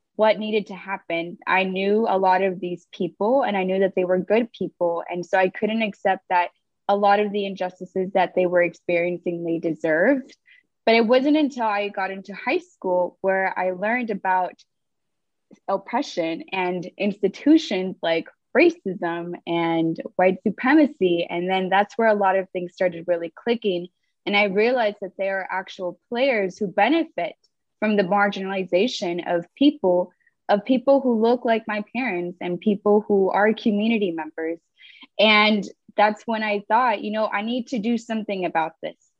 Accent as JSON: {"language": "English", "town": "Los Angeles", "region": "California", "country": "United States", "said": "I'm originally from Los Angeles, California. I'm a daughter of um, parents from Mexico and Guatemala."}